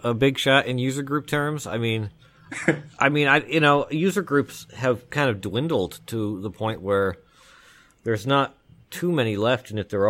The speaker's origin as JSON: {"language": "English", "region": "New Jersey", "country": "United States", "tie": "born or raised there", "said": "Now, I grew up in North Jersey"}